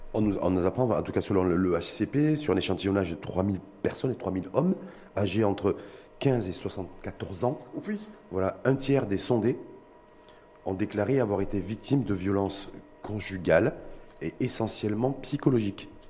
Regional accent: Morocco; chez nous au Maroc

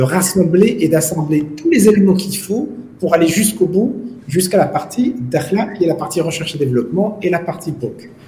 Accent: Morocco; chez nous, au Maroc

